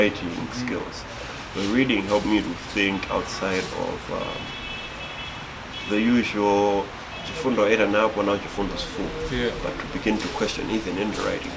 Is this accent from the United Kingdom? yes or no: no; Malawi; I'm from Malawi, so if you don't get the L's and R's, forgive me.